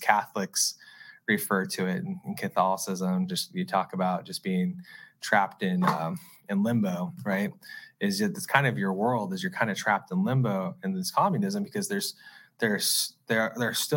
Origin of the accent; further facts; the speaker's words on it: Arizona, United States; I'm a seventh generation Arizonan